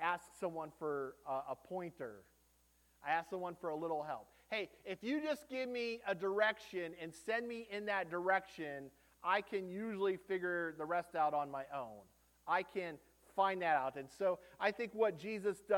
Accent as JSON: {"language": "English", "country": "United States", "said": "as an American"}